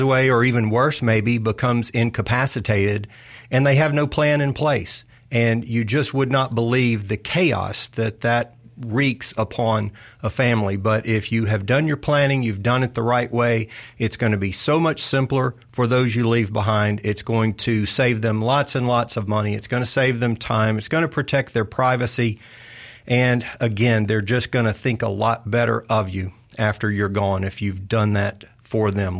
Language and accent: English; Arcadia, Louisiana, United States; moved away as an adult; now in Mississippi, United States; I grew up in North Louisiana